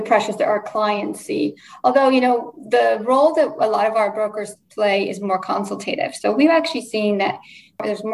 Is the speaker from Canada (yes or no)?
no; Poland; first language Polish; English is a second language; moved away; I was born in Poland and my first language is Polish.